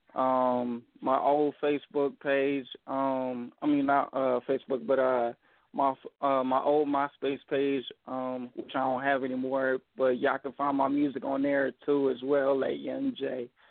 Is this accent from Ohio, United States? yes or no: yes; Dayton, Ohio, United States; I'm from Dayton, Ohio.